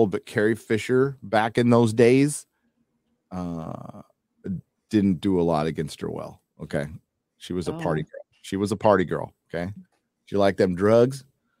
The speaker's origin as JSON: {"language": "English", "region": "Scotland", "country": "United Kingdom", "said": "I'm Scottish, so there you go."}